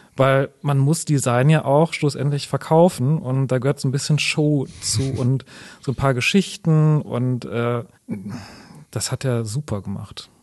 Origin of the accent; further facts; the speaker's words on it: Sauerland, North Rhine-Westphalia, Germany; moved away as an adult; now in Wuppertal, Germany; ich bin äh, leidenschaftlicher Wuppertaler, aber ich komme ursprünglich aus dem Sauerland.